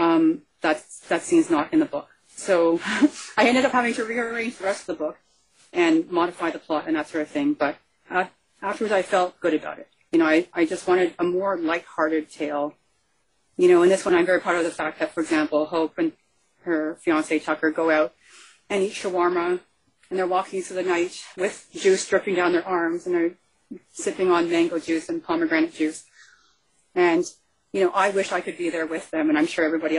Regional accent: Canada; I'm from Canada.

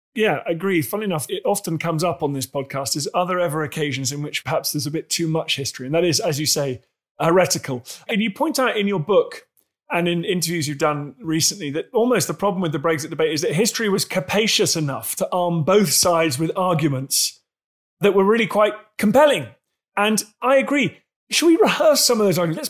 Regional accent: Canada; as a Canadian

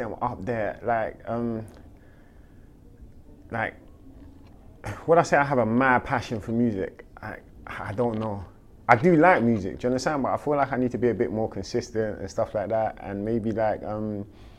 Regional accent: London, United Kingdom; I'm from South London, Clapham Junction, Battersea

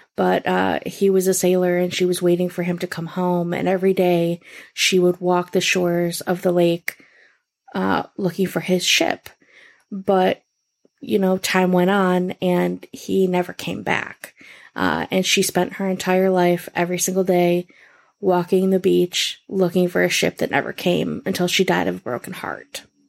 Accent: Rochester, New York, United States; my hometown, Rochester, New York

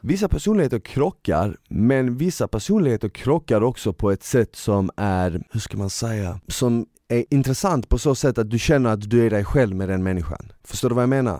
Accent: Malmö, Skåne, Sweden; Jag växte upp i Malmö

